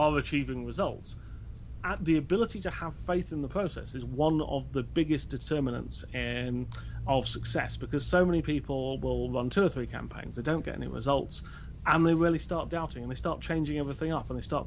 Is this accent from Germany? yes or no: no; United Kingdom; I'm British